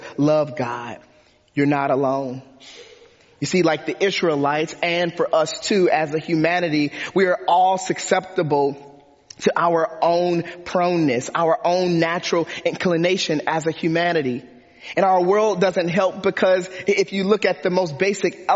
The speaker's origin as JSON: {"language": "English", "town": "Detroit", "region": "Michigan", "country": "United States", "tie": "born or raised there", "said": "I grew up in Detroit, Michigan"}